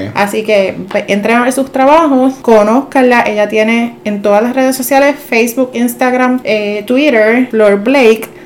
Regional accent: Puerto Rico; nuestra identidad como puertorriqueños

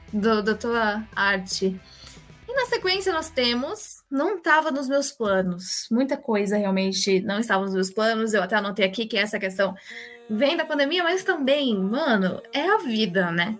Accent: Brazil; sendo brasileiros

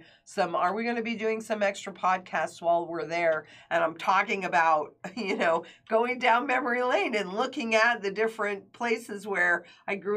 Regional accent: Kingston, New York, United States; moved away; Kingston, New York, my hometown

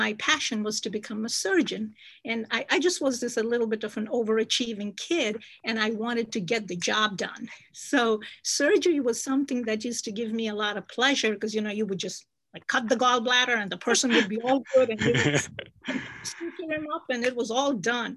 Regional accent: Jammu and Kashmir, India; moved away; I was born and raised in Kashmir

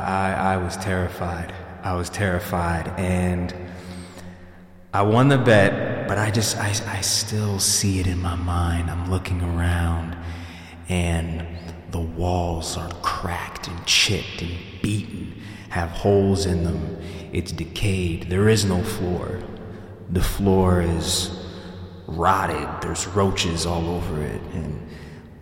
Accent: Yonkers, New York, United States; I was born in Yonkers, New York, December 16th, 1992.

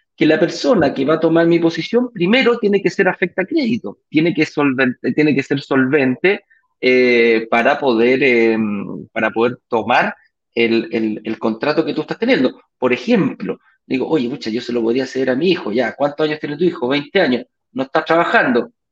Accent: Chile; de Chile, no de México

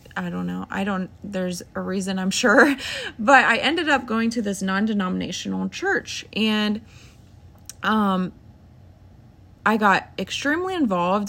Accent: Ohio, United States; I'm thirty-two, and, um, we're from Ohio.

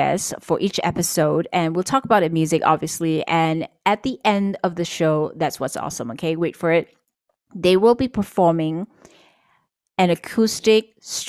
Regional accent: Kota Kinabalu, Sabah, Malaysia; my hometown. It's called Kota Kinabalu or KK City in the state of Sabah, East Malaysia, and we're part of the Borneo Islands.

